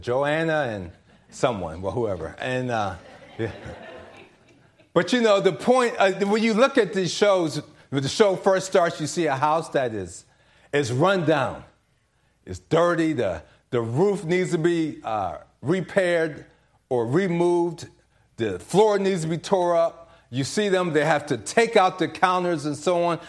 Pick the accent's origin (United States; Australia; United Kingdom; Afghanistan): United States; DC area, Maryland; I'm from the Maryland, D C area, but my parents are from South Carolina